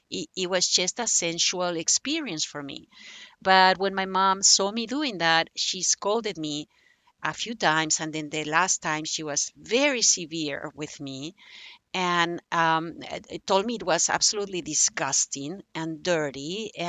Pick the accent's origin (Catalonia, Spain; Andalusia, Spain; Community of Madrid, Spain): Catalonia, Spain; Barcelona; English is a second language; spain has four languages I was from Barcelona. Barcelona, uh, native language is Catalan, but it was mm-hmm. forbidden. So I couldn't actually even learn Catalan, you know, to write it and to and to read it until I was 19.